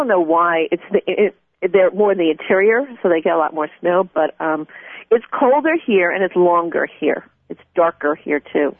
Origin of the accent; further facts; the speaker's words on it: Plainview, New York, United States; also born or lived in Montreal; now in Alaska, United States; I grew up in Long Island in Plainview.